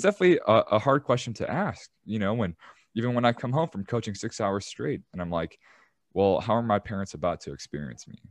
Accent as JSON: {"language": "English", "town": "Chicago", "region": "Illinois", "country": "United States", "said": "I'm from Chicago and I used to be in the shoe game"}